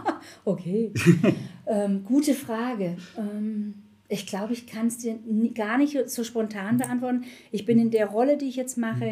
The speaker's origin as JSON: {"language": "German", "area": "Black Forest", "region": "Baden-Württemberg", "country": "Germany", "also_born_or_lived": "Munich / Frankfurt", "moved": "as an adult", "said": "ich komme aus dem Schwarzwald"}